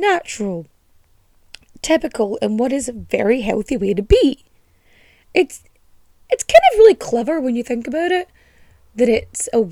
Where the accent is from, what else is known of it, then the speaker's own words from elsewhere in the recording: Ireland; accent: Donegal; I've lived in Ireland most of my life and I cannot do an Irish accent. Maybe like a Colchie Donegal farmer person. Because that's kind of how my accent swings sometimes.